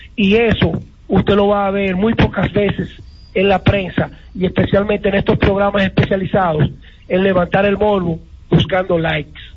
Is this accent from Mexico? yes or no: no; La Vega, Dominican Republic; Yo me siento orgulloso de haber nacido, criado y seguir amando mi pueblo de La Vega, pero especialmente la República Dominicana